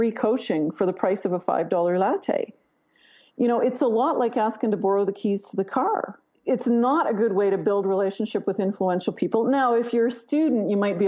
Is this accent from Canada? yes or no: yes; Canada; You can tell I'm Canadian